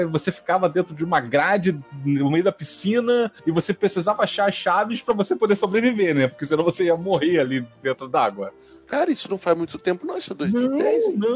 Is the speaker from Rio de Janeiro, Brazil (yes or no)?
yes; Rio de Janeiro, Brazil; Eu conheci a Van como eu sou do Rio de Janeiro